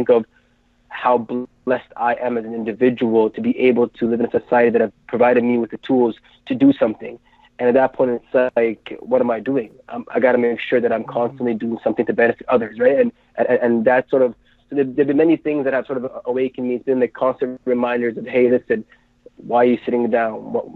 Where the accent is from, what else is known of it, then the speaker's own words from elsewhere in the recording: Ottawa, Ontario, Canada; I was born in Ottawa, in Canada